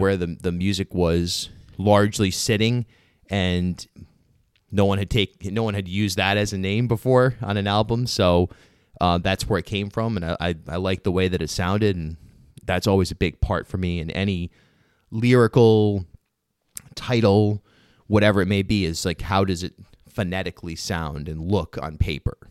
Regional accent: Rhode Island, United States; I grew up in rural Rhode Island, you know, I don't have a Southern accent

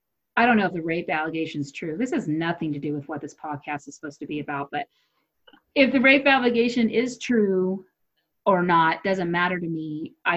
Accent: United States; I don't even want to travel overseas and tell people I'm an American.

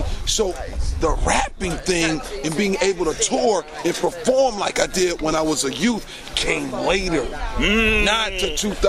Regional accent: Detroit, Michigan, United States; I'm from Detroit, so there is no rap scene.

